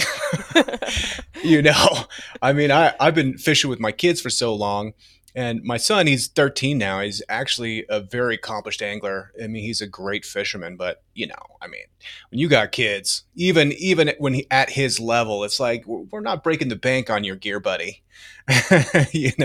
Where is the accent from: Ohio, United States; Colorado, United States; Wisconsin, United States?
Colorado, United States; Denver; I'm from Denver. I was born here.